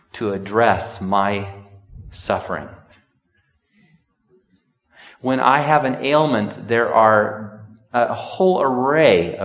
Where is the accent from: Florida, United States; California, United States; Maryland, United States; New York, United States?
California, United States; Sonora; moved away; One of my best friends growing up in Sonora